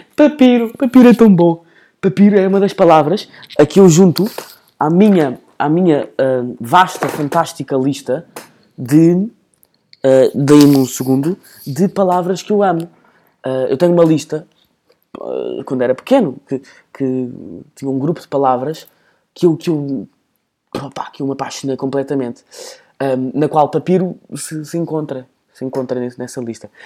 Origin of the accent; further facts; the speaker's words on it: Portugal; E depois eu começo a fingir que não sou português